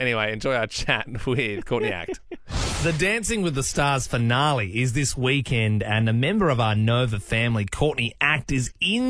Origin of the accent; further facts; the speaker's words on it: Australia; We're all Australian